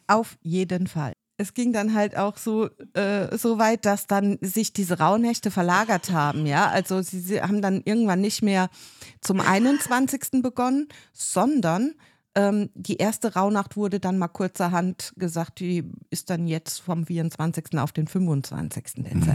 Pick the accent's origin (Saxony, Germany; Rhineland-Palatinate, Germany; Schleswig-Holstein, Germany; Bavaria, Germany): Rhineland-Palatinate, Germany; moved away; ich komme ja ursprünglich aus der Pfalz